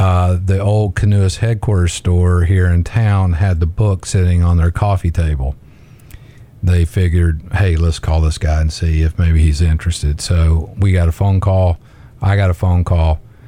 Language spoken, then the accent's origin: English; Etowah, Tennessee, United States; I grew up in Etowah, Tennessee